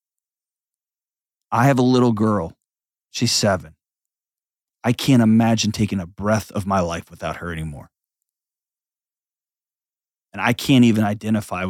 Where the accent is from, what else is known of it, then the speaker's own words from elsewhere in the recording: Texas, United States; moved away as an adult; I grew up, I've spent my whole life, except for the last 5 years, in Texas.